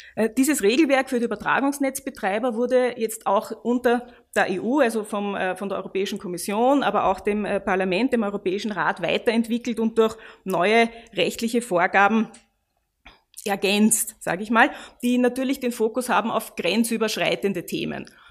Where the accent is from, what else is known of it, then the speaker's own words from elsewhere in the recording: Austria; wir als Österreicher